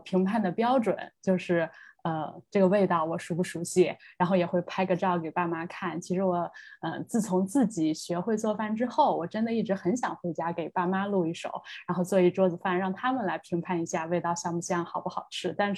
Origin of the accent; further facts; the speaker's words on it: North China, China; now in abroad; 另外，在海外，我感觉其实我吃的比较多的反倒是川菜吧，虽然我也是一个北方人。